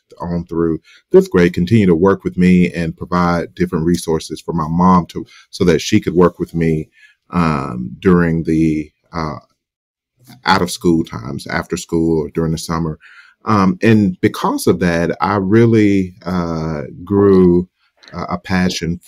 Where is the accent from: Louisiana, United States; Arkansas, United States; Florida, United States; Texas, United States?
Arkansas, United States; Southern; I grew up in Southern Arkansas